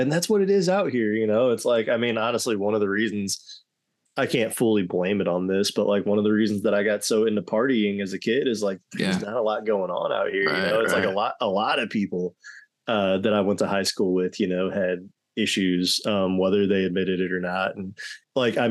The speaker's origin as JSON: {"language": "English", "region": "Missouri", "country": "United States", "tie": "born or raised there", "also_born_or_lived": "Michigan / North Carolina", "said": "I was born in Michigan, moved to North Carolina as a baby. And then by 3 years old, we planted our roots in Missouri. Mm-hmm. And I've been here ever since, 32 years."}